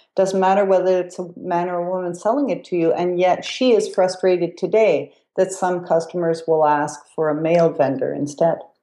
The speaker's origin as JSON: {"language": "English", "region": "Quebec", "country": "Canada", "said": "I come from Quebec, too"}